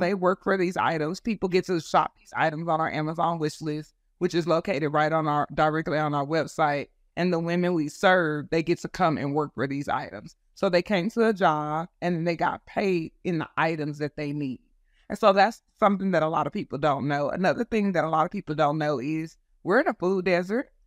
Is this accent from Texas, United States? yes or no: yes; Texas, United States; also born or lived in California; I was born in Texas, raised in California, when my parents divorced and then came back to Texas when I was ten